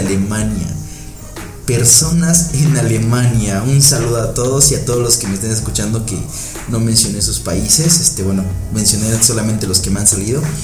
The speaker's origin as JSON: {"language": "Spanish", "country": "Mexico", "said": "yo soy de México"}